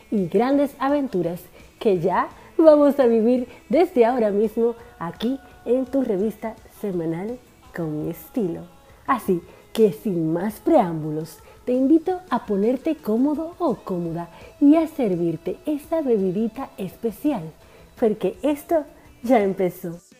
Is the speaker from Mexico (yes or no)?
no; Dominican Republic; now in Argentina; una dominicana en Argentina por esta RSC Radio.